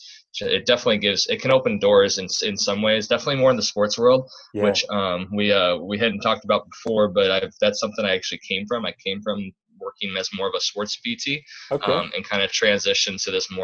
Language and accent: English; Midwest, United States; moved away; I'm from the Midwest